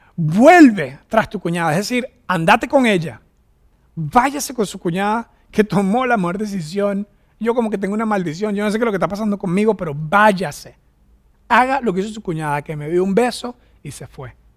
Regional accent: Venezuela; moved away as an adult; also born or lived in United States; now in Costa Rica; regresarme a Venezuela

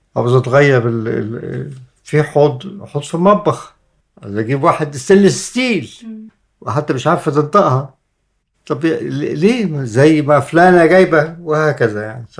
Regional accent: Egypt; احنا مصريين

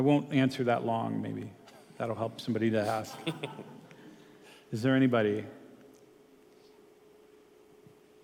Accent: Canada; moved away as an adult; also born or lived in Grand Rapids, Michigan, United States; now in United States; being Canadian, having lived in Grand Rapids as well

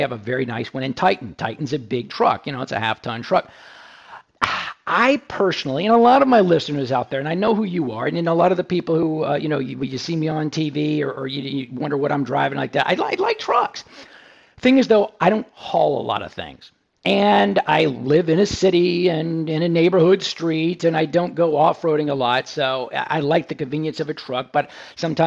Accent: Houston, Texas, United States; my hometown of Houston.

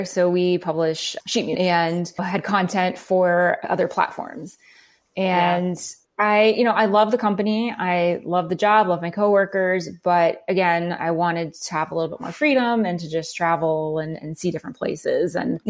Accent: New Jersey, United States; also born or lived in Calgary, Canada / Los Angeles; now in Phoenix, United States; I was born in Calgary, Alberta in Canada. I lived in New Jersey. I grew up there and we moved when I was young. I lived in Los Angeles for about 5.5 years working

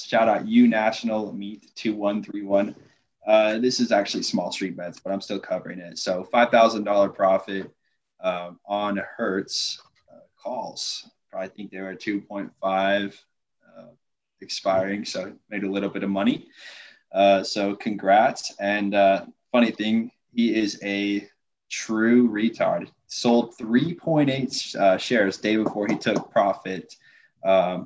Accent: Utah, United States; I'm from Utah

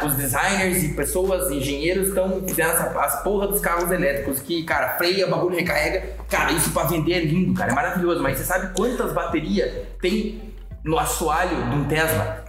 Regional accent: São José dos Pinhais, Paraná, Brazil; eu sou de São José dos Pinhais, não sou de Curitiba

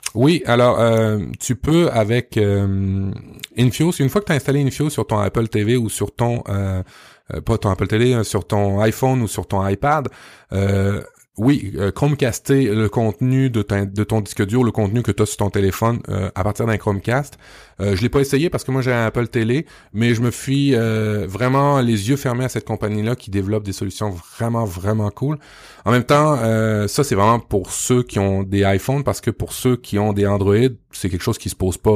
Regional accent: Canada; Chez nous, au Canada

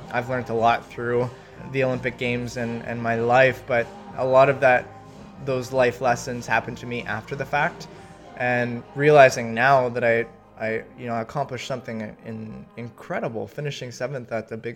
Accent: Milton, Ontario, Canada; represented such an amazing country mm-hmm. and my hometown of Milton

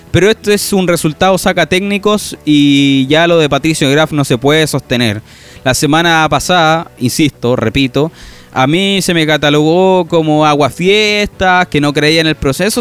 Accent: Rancagua, O'Higgins, Chile; yo soy de O'Higgins, de Rancagua

